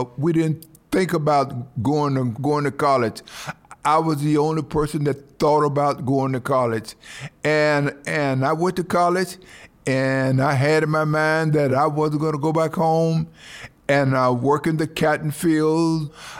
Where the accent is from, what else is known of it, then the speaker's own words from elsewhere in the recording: Bastrop, Louisiana, United States; I grew up in a small town in Louisiana called Bastrop, Louisiana. And I grew up in the cotton field, I picked cotton.